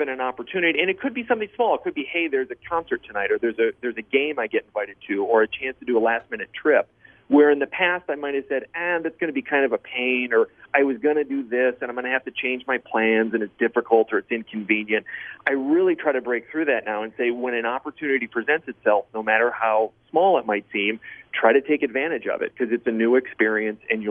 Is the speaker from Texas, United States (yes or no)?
no; Michigan, United States; moved away; growing up in Michigan